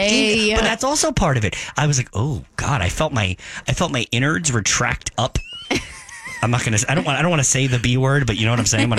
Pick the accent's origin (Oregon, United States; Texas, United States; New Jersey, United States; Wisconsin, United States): New Jersey, United States; Ocean County; moved away as an adult; now in Philadelphia, United States; I grew up in Jersey. I'm here now.